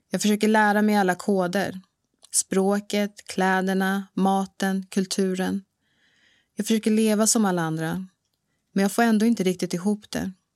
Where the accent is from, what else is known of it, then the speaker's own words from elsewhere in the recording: Bro, Stockholm County, Sweden; also born or lived in Dar es Salaam, Tanzania; Bro, en ort norr om Stockholm, där jag är uppvuxen